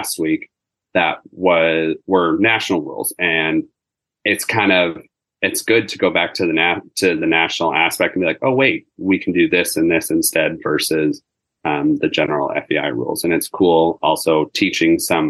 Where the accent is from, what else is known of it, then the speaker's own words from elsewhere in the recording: Markham, Ontario, Canada; I grew up in Markham